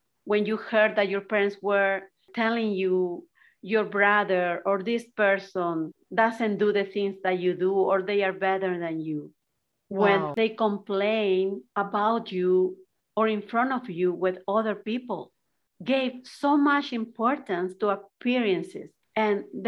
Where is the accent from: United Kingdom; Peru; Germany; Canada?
Peru; moved away; I was raised in Peru.